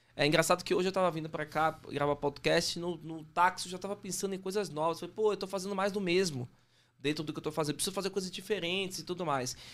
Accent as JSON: {"language": "Portuguese", "town": "Salvador", "region": "Bahia", "country": "Brazil", "moved": "yes", "lives_now": "São Paulo, Brazil", "said": "Eu sou baiano, dá pra perceber, de Salvador, né? E moro em São Paulo, né? Há um tempo já"}